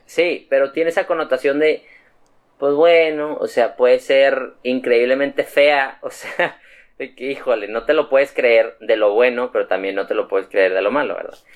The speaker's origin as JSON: {"language": "Spanish", "country": "Mexico", "also_born_or_lived": "Monterrey", "said": "soy mexicano"}